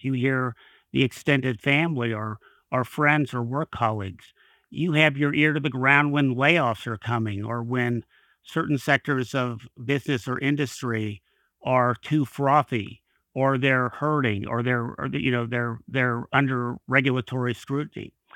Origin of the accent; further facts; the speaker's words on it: Kentucky, United States; I worked for a state legislature in my home state in Kentucky for several years